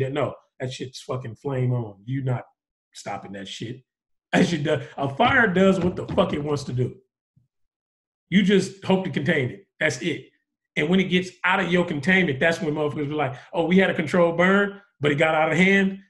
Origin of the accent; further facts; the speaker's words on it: the Bay Area, California, United States; I'm from the Bay